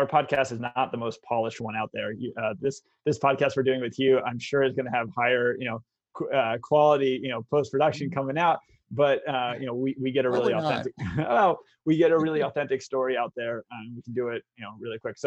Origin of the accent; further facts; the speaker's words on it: Vermont, United States; also born or lived in Brookline, Massachusetts; Family eventually moved to Vermont